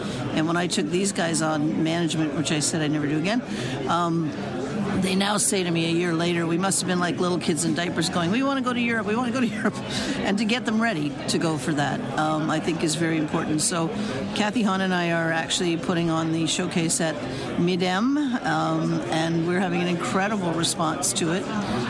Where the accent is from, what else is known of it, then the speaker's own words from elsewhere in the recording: Montreal, Quebec, Canada; moved away as an adult; now in Toronto, Canada; I'm originally from Montreal, moved to Toronto 40 years ago, and as we always joke, we're still from Montreal, always will be.